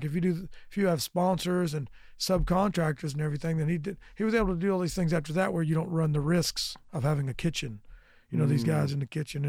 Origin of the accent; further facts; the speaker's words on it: Lenoir City, Tennessee, United States; Before there was a McDonald's, when there was no money there at all, we went to high school in Lenore City.